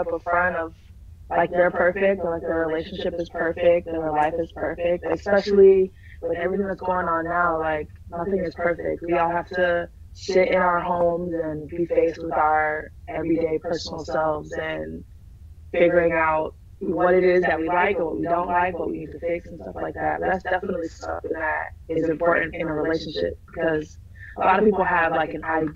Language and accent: English; Minneapolis, Minnesota, United States; also born or lived in Alabama; I'm from Minnesota, born and raised.